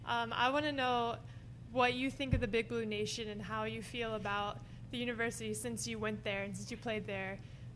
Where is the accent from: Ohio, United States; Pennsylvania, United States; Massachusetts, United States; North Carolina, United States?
Ohio, United States; moved away; also born or lived in Kentucky; I'm from Ohio, I didn't grow up with Kentucky basketball